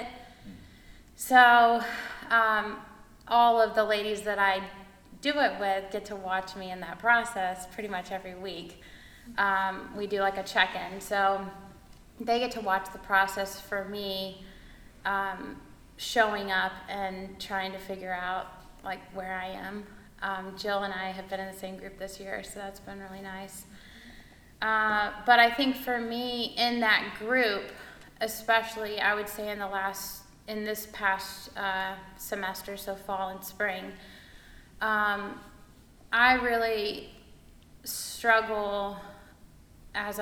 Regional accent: Mexico City, Mexico; moved away; also born or lived in Chattanooga; I grew up in Mexico City, lived there for 12 years

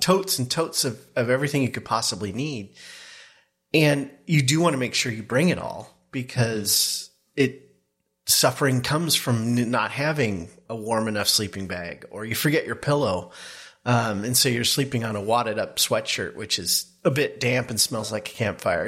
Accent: the Northwest, Pacific Northwest, United States; growing up in the Northwest, both of us, camped a lot

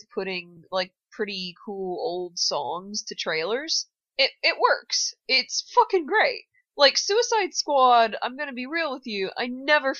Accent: United States; I grew up in America

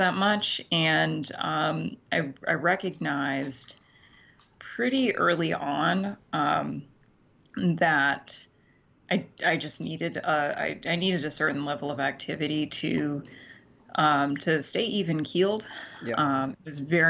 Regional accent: Central Maine, United States; moved away as an adult; also born or lived in Central New York / Boston; now in New York City, United States; I grew up in Central Maine

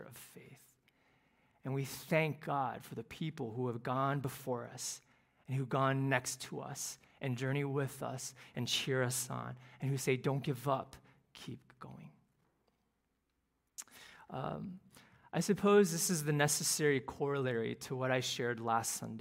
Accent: Cleveland, Ohio, United States; now in Houston, United States; the youth group that I grew up in Cleveland

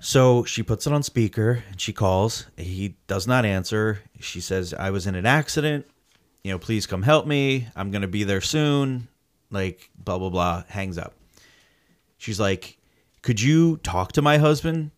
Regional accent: New Jersey, United States; we're from New Jersey

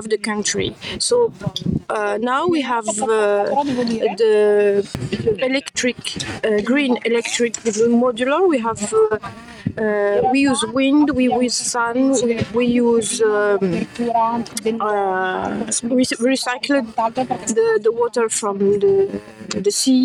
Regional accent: Morocco; from Morocco

